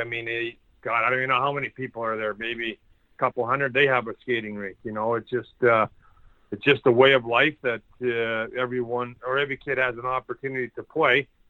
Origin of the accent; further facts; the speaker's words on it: Churchbridge, Saskatchewan, Canada; it's a way of life here in in Saskatchewan. Uh, every whether you know my hometown's 900 people